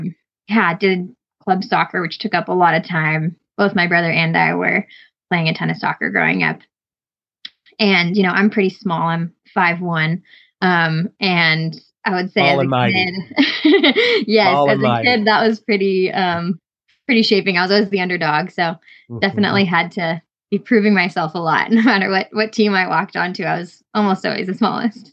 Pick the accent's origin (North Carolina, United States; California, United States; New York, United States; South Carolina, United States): California, United States; Trabuco Canyon, Southern; now in Ketchum, United States; I grew up in Southern California in Chubico Canyon, and that's where I was born.